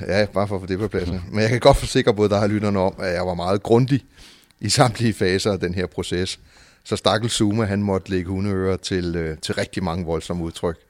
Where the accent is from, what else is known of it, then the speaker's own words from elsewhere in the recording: Copenhagen, Capital Region of Denmark, Denmark; also born or lived in Nørrebro, Copenhagen; jeg er født på Nørrebro og opvokset på Amager